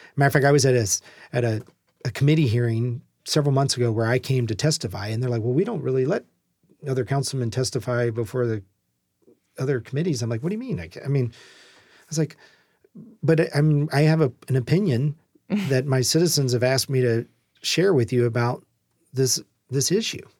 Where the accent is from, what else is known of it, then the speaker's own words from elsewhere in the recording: Louisiana, United States; moved away as an adult; now in Tacoma, United States; I can cook gumbo because I'm from Louisiana